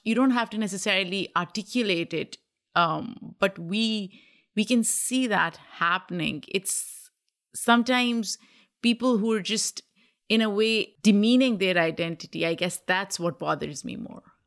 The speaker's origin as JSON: {"language": "English", "country": "Pakistan", "tie": "born or raised there", "moved": "as an adult", "lives_now": "United States", "said": "growing up in Pakistan"}